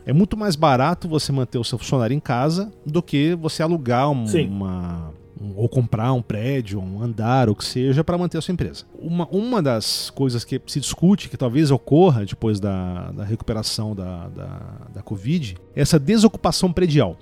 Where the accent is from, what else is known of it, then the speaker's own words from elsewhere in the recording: Brasília, Federal District, Brazil; eu não sou de São Paulo, né? Eu sou nascido em Brasília